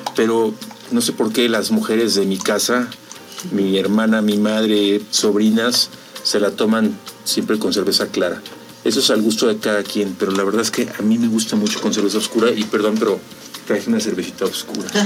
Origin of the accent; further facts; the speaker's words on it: Mexico; como mexicanos